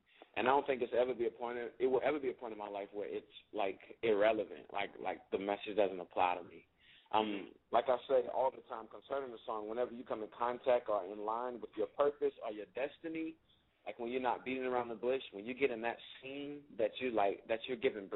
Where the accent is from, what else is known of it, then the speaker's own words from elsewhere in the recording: Savannah, Georgia, United States; I'm from Savannah, Georgia.